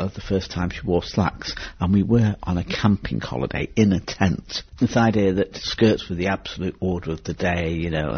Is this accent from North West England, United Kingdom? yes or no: yes; Manchester, North West England, United Kingdom; I came from Manchester. I was raised in a council house on the Withenshaw estate